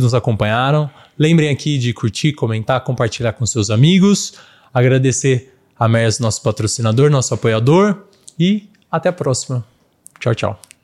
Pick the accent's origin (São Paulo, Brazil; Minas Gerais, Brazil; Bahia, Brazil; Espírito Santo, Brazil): São Paulo, Brazil; São Carlos; Eu sou de São Carlos